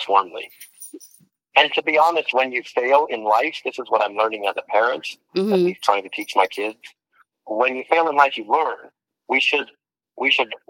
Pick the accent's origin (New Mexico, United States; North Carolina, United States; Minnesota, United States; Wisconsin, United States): New Mexico, United States; Albuquerque; moved away; I'm from Albuquerque, New Mexico